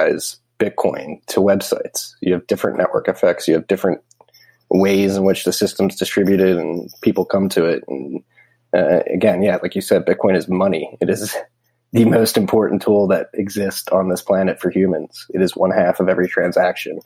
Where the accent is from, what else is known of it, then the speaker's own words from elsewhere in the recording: United States; I'm an American